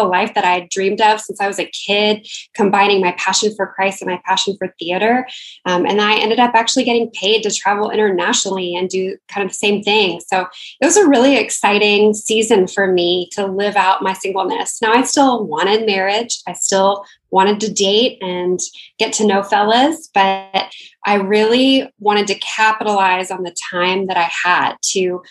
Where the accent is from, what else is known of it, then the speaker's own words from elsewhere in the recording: the South, United States; moved away; I'm from the South originally, and everyone gets married, you know, to their high school or college sweetheart